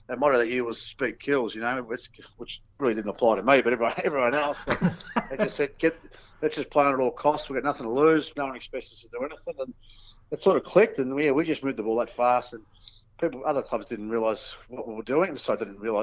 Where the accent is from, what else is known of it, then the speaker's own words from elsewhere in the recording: East Keilor, Victoria, Australia; I grew up in East Keilor